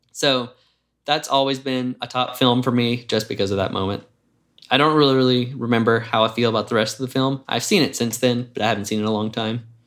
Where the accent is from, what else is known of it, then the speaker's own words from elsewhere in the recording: Jackson, United States; moved away as an adult; now in Atlanta, United States; I grew up in Jackson